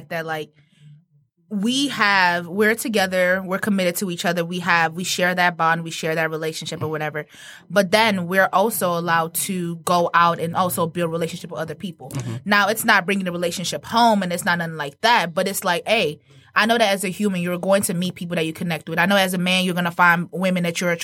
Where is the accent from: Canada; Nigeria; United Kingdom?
Nigeria; moved away; I'm Nigerian, born and raised, and I came from a polygamist raised family